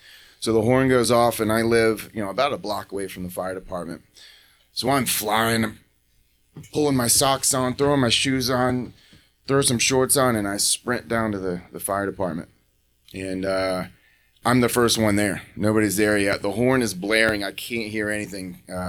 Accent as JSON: {"language": "English", "town": "Raleigh", "region": "North Carolina", "country": "United States", "tie": "born or raised there", "said": "So I grew up in Raleigh, North Carolina. At least when I was younger, from about the ages of five, I think, till I was sixth grade, seventh grade, maybe."}